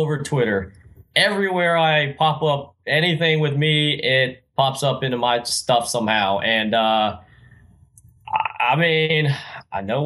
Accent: Wichita Falls, Texas, United States; Wichita Falls where I reside at right now, my hometown

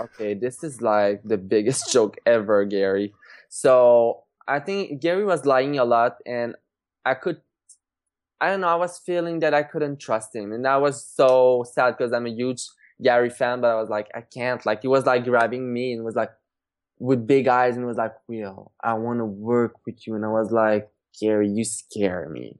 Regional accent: Trois-Rivières, Quebec, Canada; back in my hometown, Trois Rivières

